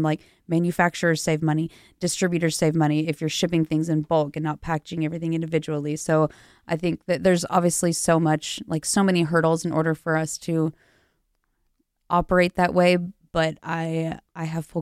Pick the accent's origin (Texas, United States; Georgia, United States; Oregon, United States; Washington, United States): Texas, United States; Rockdale; moved away as an adult; also born or lived in Lubbock, Texas; now in Los Angeles, United States; I'm from a little village in Texas. It's called Rockdale